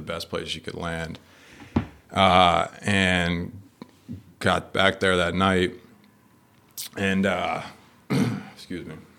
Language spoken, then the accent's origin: English; Westerly, Rhode Island, United States; I grew up in Rhode Island, uh, Westerly, like a little beach town